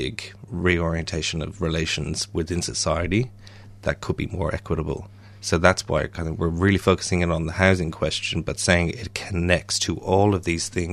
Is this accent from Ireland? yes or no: yes; Ireland; I'm Irish